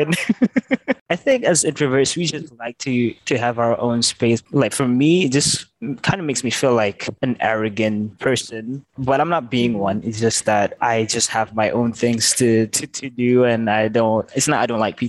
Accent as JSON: {"language": "English", "town": "Petaling Jaya", "region": "Selangor", "country": "Malaysia", "tie": "born or raised there", "said": "I was born in Asunta PJ Hospital"}